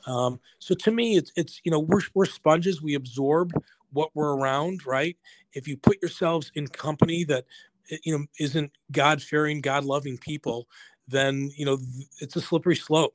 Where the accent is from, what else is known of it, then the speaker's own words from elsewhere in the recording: Buffalo, New York, United States; I grew up in Buffalo, New York.